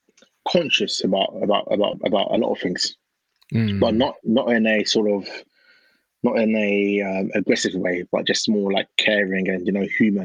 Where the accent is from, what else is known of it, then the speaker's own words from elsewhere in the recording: Ghana; Obviously, Ghana's great. I'm from Ghana. Christmas time in Ghana is unmatched.